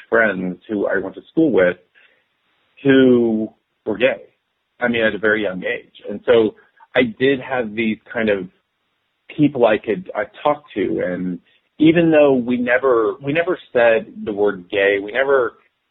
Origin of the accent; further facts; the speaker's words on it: Dallas, Texas, United States; I was born and raised in Dallas, Texas